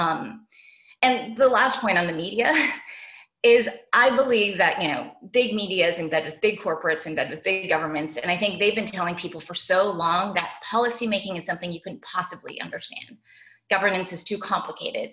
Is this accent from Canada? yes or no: yes; Canada; now in Brooklyn, New York, United States; my home country of Canada